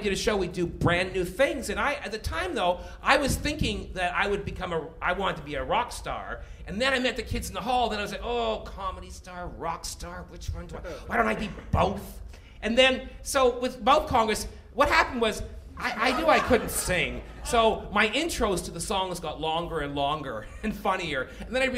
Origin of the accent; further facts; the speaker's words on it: British Columbia, Canada; I'm from B.C.